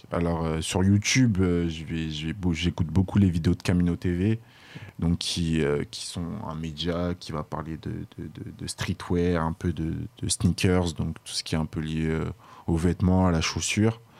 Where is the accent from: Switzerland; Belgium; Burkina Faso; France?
Burkina Faso; moi, je suis originaire du Burkina Faso